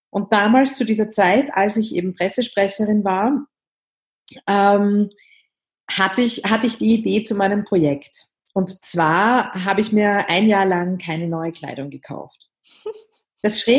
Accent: Vienna, Austria; ich komme aus Wien, das hört man auch.

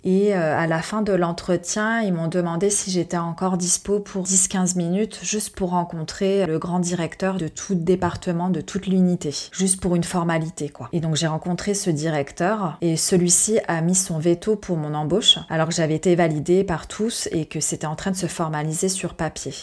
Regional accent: France; je suis française

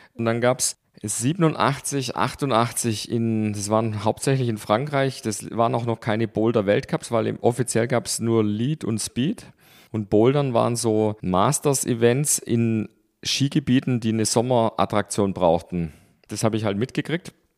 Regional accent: Stuttgart, Baden-Württemberg, Germany; in Stuttgart. Da haben wir gewohnt in den Weinbergen

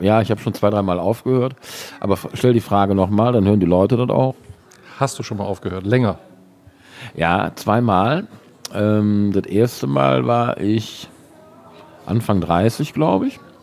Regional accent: Cologne, North Rhine-Westphalia, Germany; Der Herr Urbach ist ein Schelsig-Gewächs, genauso wie ich

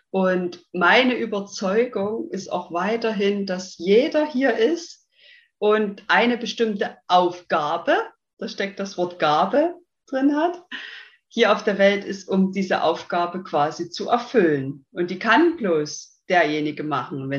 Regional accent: Saxony, Germany; accent: Saxon; bin 30 Jahre jung, komme ja aus dem schönen in Sachsen, deswegen der Dialekt, der kommt, denke ich, sehr stark raus.

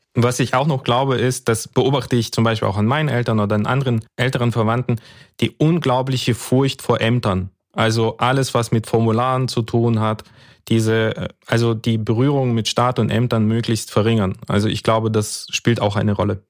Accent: Karaganda Region, Kazakhstan; now in Germany; also im Prinzip wie ich auch. Ich bin da, äh, habe da auch meine Kindheit verbracht

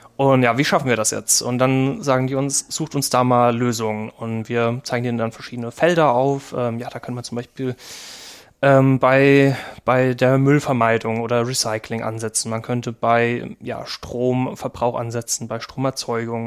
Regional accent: Kaiserslautern, Rhineland-Palatinate, Germany; moved away as an adult; also born or lived in Trier; ursprünglich komme ich aus Kaiserslautern, mhm. ähm, habe da mein Abi gemacht

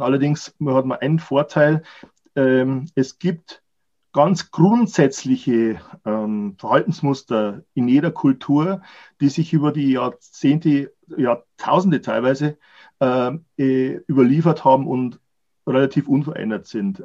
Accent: Germany; Wir als Deutsche

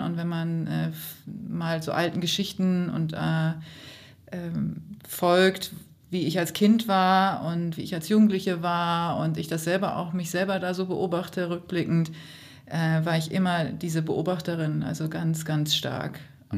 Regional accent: Hamburg, Germany; als Hamburgerin

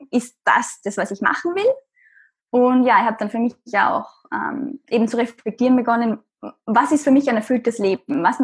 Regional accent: Austria; Matura heißt es bei uns in Österreich. Ich bin, wie man hört, aus Österreich

